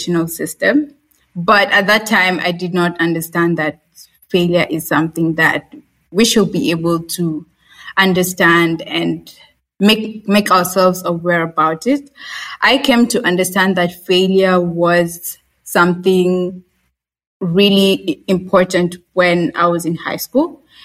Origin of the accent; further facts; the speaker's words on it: Kenya; I'm a Kenyan, born in Kenya, raised in Kenya.